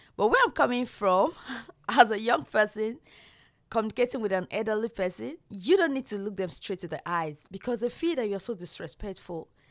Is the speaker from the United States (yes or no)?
no; Nigeria; moved away as an adult; now in Australia; I'm from Nigeria